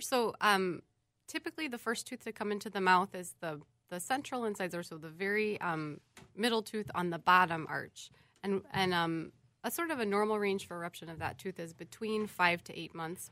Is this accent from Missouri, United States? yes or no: yes; St. Louis, Missouri, United States; now in Minnesota, United States; I'm originally from St. Louis, Missouri